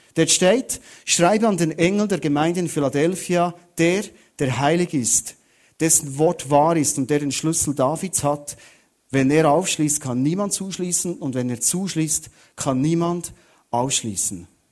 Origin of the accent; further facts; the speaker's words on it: Thun, Bern, Switzerland; ich komme aus Thun